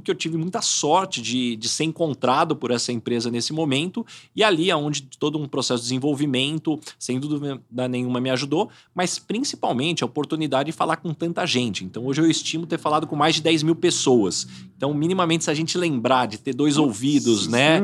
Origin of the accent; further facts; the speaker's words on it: São José do Rio Preto, São Paulo, Brazil; Eu sou de São José do Rio Preto